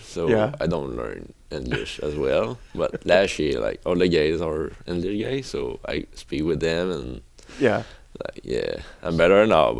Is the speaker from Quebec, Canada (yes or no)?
yes; Rivière-du-Loup, Quebec, Canada; first language French; English is a second language; moved away as an adult; now in United States; I come from Quebec, like Rivière-du-Loup.